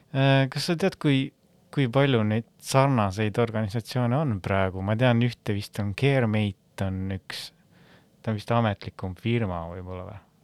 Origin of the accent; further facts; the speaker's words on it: Väike-Maarja, Lääne-Viru County, Estonia; ma olen Väike-Maarjast pärit